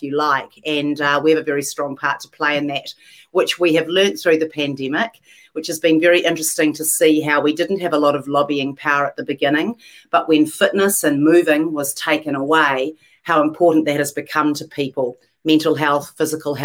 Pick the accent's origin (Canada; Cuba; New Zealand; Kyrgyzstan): New Zealand; moved away as an adult; also born or lived in London, United Kingdom; now in Los Angeles, United States; I was born in London, actually. Dad was a doctor and was doing his postgrad over there. Spent my whole life in New Zealand growing up